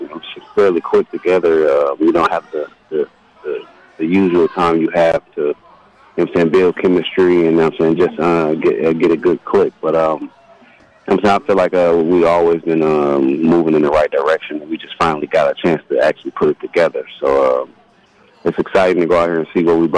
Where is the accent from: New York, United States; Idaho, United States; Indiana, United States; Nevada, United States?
Indiana, United States; I grew up in Indiana